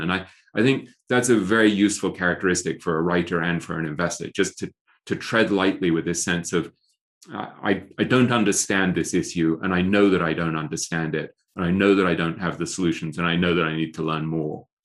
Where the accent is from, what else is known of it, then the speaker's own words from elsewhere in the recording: England, United Kingdom; accent: English; moved away; I grew up in England, right, where, and I went to Eton